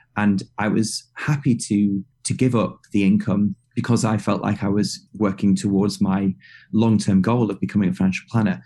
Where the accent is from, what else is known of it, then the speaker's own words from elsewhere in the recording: United Kingdom; as a British guy